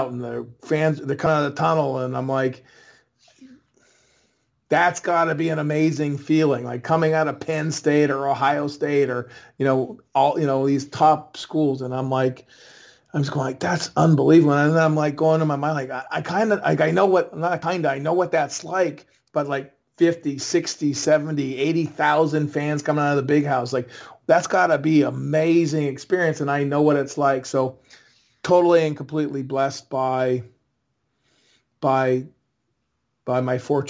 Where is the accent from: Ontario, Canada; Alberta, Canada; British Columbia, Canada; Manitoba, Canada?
Manitoba, Canada; Winnipeg; I grew up in Winnipeg